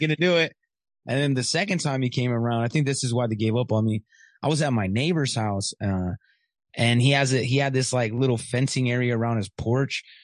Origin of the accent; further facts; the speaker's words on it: Riverside, California, United States; also born or lived in Michigan / Corona / San Bernardino / Ontario; I'm born in Riverside, and then we went back to Riverside. So I've been in the Inland Empire most of my life